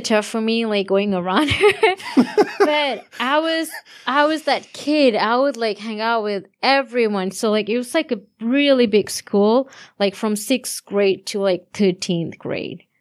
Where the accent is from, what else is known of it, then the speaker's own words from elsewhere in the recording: Sri Lanka; moved away; I'm from Sri Lanka